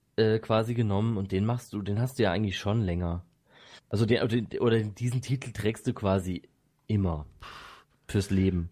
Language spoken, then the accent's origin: German; Bad Säckingen, Baden-Württemberg, Germany; ich wurde in Säckingen geboren, nicht in Waldshut.